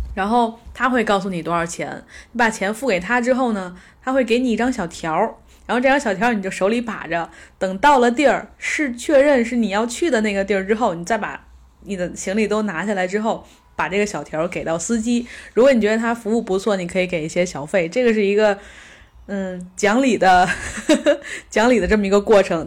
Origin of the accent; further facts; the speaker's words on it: Beijing, China; 我说北京